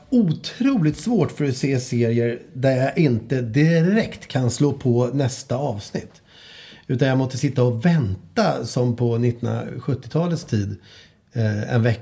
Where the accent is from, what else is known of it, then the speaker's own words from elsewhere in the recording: Skåne, Sweden; Ja, hallå, jag är från Skåne.